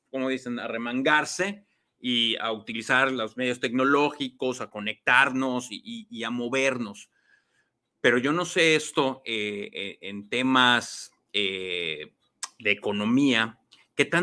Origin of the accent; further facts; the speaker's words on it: Mexico; nosotros como mexicanos